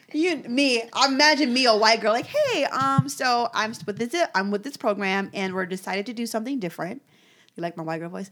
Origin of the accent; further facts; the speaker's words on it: United States; I'm an American